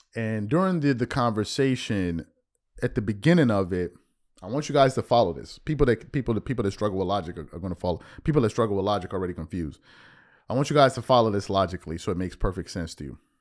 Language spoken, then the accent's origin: English; United States; also born or lived in Sierra Leone; Born in the States